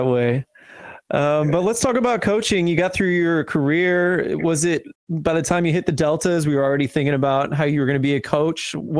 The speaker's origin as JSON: {"language": "English", "town": "St. Louis", "region": "Missouri", "country": "United States", "said": "I'm from St. Louis, and so we have a lot of connections to Des Moines."}